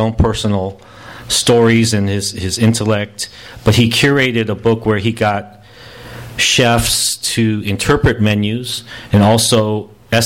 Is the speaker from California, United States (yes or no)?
yes; Los Angeles, California, United States; also born or lived in Norwalk, California / Pico Rivera, California; growing up in Koreatown, going to the park, whether it was going, you know, growing up, moving from town to town, all these little things, all these little moments in life growing up here in L.A.